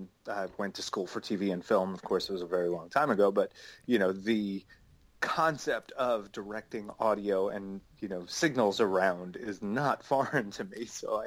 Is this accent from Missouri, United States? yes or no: no; Long Island, New York, United States; I was born and raised on Long Island.